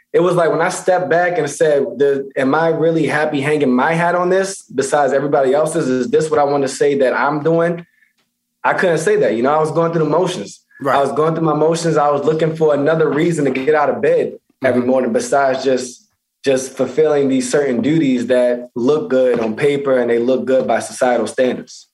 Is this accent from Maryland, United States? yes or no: yes; Baltimore, Maryland, United States; moved away; also born or lived in Pennsylvania; originally Baltimore, Maryland, and uh, went to high school in Pennsylvania.